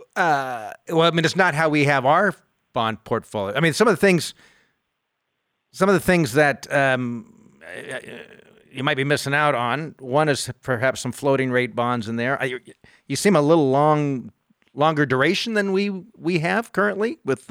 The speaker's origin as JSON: {"language": "English", "country": "United States", "tie": "born or raised there", "said": "I grew up in the United. I was born in this country"}